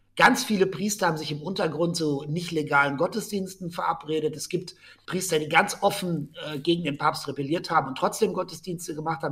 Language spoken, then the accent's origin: German; Germany; moved away as an adult; also born or lived in Rome, Italy; ich als Deutscher in Rom